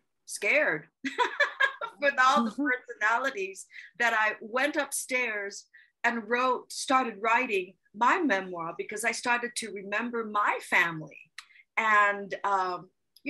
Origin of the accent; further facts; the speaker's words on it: Paia, Hawaii, United States; also born or lived in Kahului, Hawaii / Kihei, Hawaii; now in Carson City, United States; I'm from Paia. I was born in Pu'unene Hospital. And then I grew up in Paia, Upper Paia, above the mill